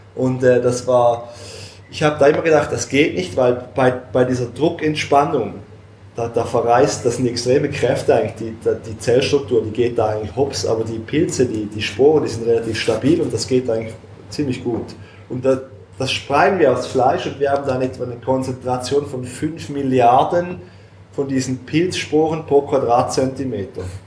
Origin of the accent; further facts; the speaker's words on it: Switzerland; uns Schweizer